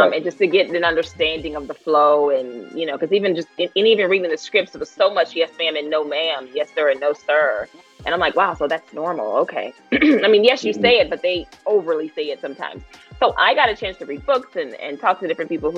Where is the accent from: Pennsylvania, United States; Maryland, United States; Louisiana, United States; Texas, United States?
Louisiana, United States; moved away as an adult; now in Los Angeles, United States; growing up in Louisiana, I always felt like I was made for a bigger city